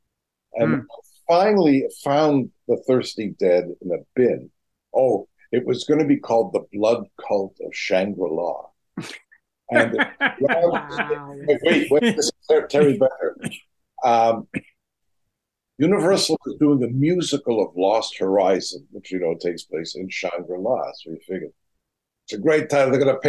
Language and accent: English; England, United Kingdom; moved away as an adult; now in United States; I came from England here